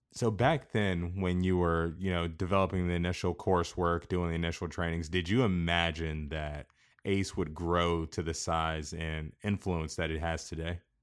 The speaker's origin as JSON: {"language": "English", "region": "Kansas", "country": "United States"}